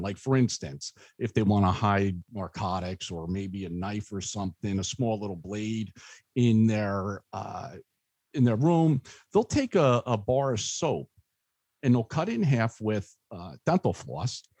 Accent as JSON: {"language": "English", "town": "Spotswood", "region": "New Jersey", "country": "United States", "tie": "born or raised there", "said": "I grew up in Spotswood"}